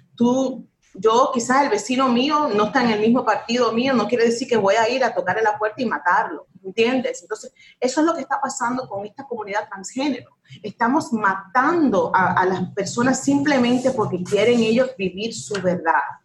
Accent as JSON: {"language": "Spanish", "country": "United States", "tie": "born or raised there", "said": "un país, mi país, donde yo nací"}